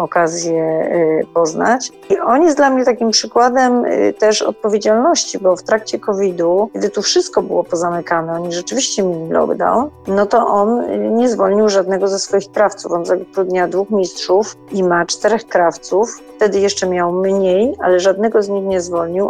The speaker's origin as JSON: {"language": "Polish", "country": "Poland"}